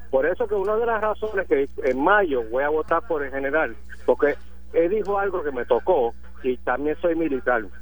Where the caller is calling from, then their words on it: Orlando, Florida, United States; de Orlando.